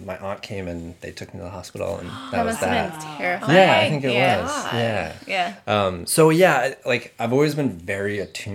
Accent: Shelburne Falls, Massachusetts, United States; moved away as an adult; also born or lived in Portland; now in Cambridge, United States; I grew up in Western Massachusetts.

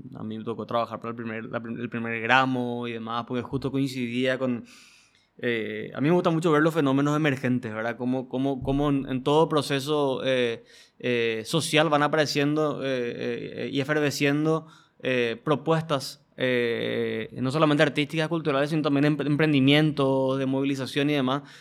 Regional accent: Paraguay; como paraguayos

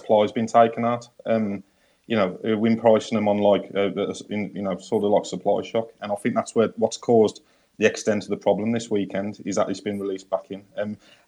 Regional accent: England, United Kingdom; I'm English

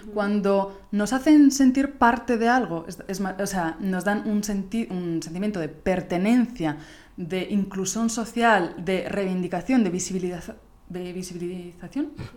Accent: Italy; Spanish is a second language; moved away; soy italiana

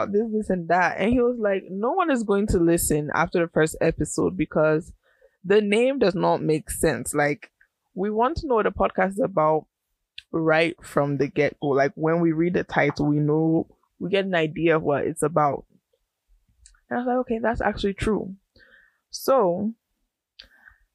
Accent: United States; also born or lived in Ghana; I'm a first gen American.

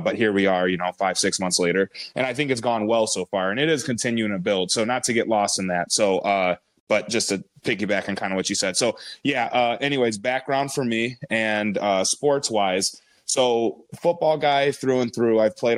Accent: DeKalb, Illinois, United States; born there; now in Sycamore, United States; I'm from the DeKalb, Illinois area as well. Sycamore is where we reside, right? But DeKalb is where I was born, raised all over the place.

